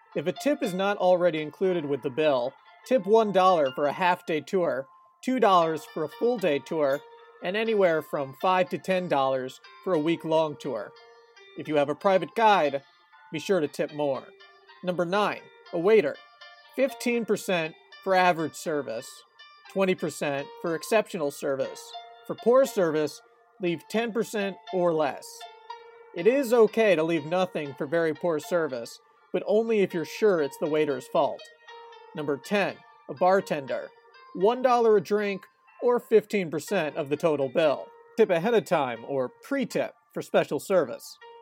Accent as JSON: {"language": "English", "country": "United States", "tie": "born or raised there", "said": "born and raised in America"}